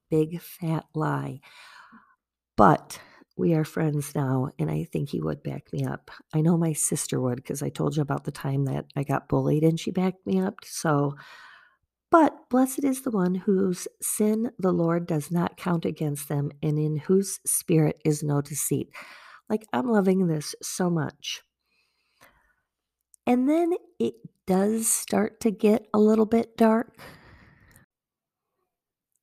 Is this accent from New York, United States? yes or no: no; Wisconsin, United States; also born or lived in Virginia; being from Wisconsin